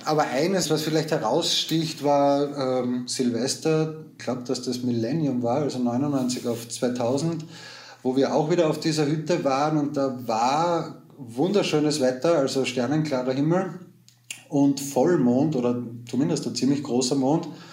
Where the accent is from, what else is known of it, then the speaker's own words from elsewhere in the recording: Styria, Austria; ich komme aus Österreich, aus der Steiermark